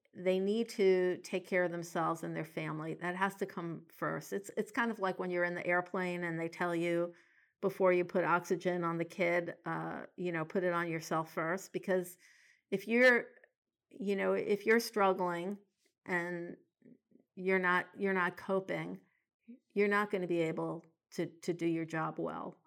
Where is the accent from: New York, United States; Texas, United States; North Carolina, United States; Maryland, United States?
New York, United States; New York City; now in Portland, United States; I grew up in New York City